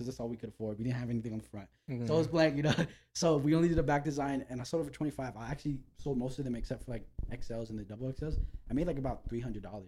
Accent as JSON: {"language": "English", "town": "Los Angeles", "region": "California", "country": "United States", "said": "I'm from North Hollywood"}